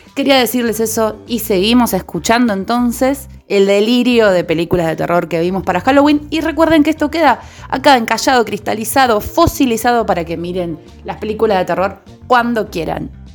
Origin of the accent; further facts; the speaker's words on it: Argentina; somos de acá, de Argentina